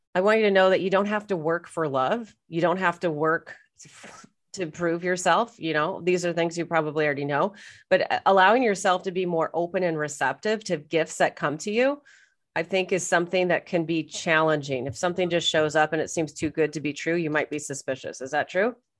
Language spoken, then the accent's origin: English; United States; now in Canada; I'm American, even though I'm living in Canada